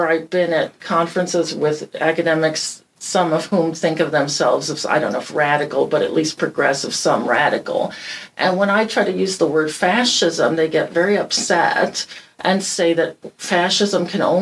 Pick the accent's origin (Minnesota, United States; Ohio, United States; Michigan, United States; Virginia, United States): Michigan, United States; Detroit; I grew up in Detroit where the plants closed.